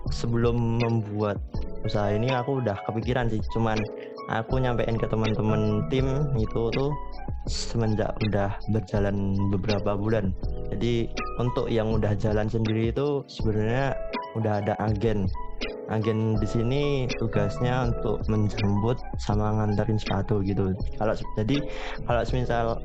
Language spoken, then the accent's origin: Indonesian; Yogyakarta, Special Region of Yogyakarta, Indonesia; di kampungku sendiri itu udah ada tiga tiga yang buka cuci sepatu bayangin aja kalau satu kampung tiga buka cuci sepatu tiap kampung-kampung di kota Jogja gitu